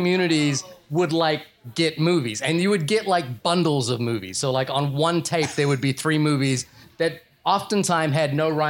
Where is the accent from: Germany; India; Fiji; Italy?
Fiji; born there; So a little backstory: I was born in Fiji.